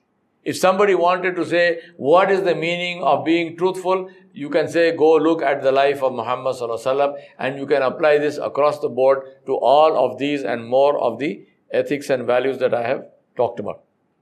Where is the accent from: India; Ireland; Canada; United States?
India; Hyderabad, Telangana; I am from Hydro, Hyderabad.